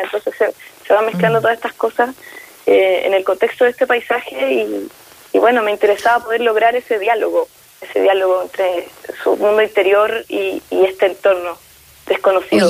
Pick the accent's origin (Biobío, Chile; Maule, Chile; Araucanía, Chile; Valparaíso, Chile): Biobío, Chile; Concepción; now in Santiago, Chile; Nosotros somos de allá de Concepción, si bien yo ahora vivo en Santiago